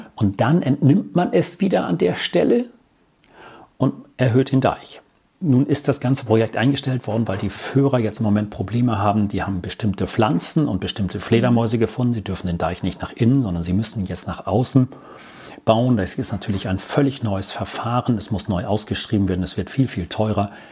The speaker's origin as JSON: {"language": "German", "town": "Norddorf", "region": "Schleswig-Holstein", "country": "Germany", "tie": "born or raised there", "also_born_or_lived": "Wittdün, Amrum", "said": "Also ich bin gebürtiger Nordhoff"}